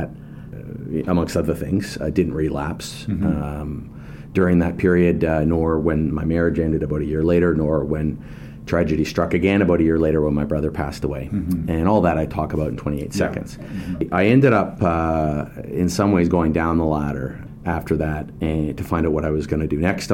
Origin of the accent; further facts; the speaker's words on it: West Coast, Canada; I born and raised in the West Coast.